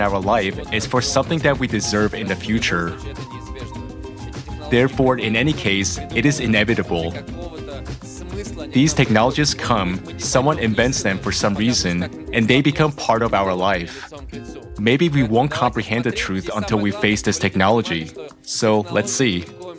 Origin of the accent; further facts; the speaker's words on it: Kazan, Tatarstan, Russia; now in Moscow, Russia; I am from Kazan. I live in Moscow.